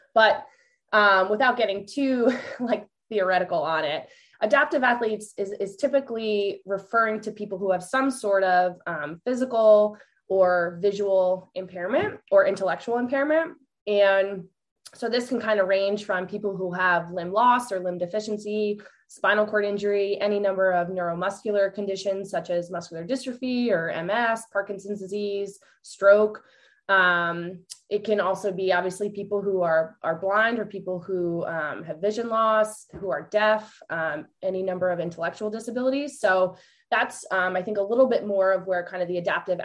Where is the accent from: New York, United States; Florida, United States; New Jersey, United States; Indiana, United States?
New York, United States; just north of New York City, United States; moved away as an adult; also born or lived in Ohio / Chicago; now in Delaware, United States; I grew up in New York, just north of New York City.